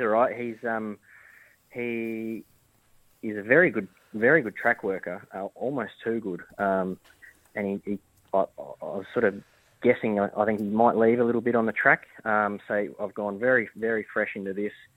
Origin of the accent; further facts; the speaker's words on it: Adelaide, South Australia, Australia; moved away; also born or lived in Victoria; I'm originally from Adelaide